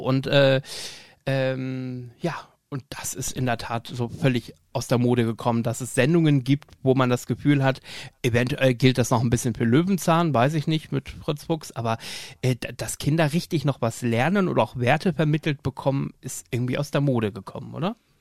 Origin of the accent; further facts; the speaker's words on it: Emden, Lower Saxony, Germany; ich bin ja in Emden aufgewachsen